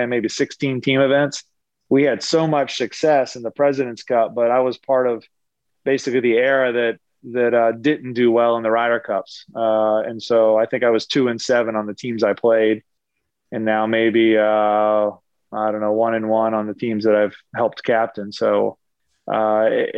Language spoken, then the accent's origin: English; Lancaster, Pennsylvania, United States; also born or lived in Pittsburgh, Pennsylvania; my mom and dad are from Pittsburgh. We lived there till I was 7, but I grew up in Eastern Pennsylvania in Lancaster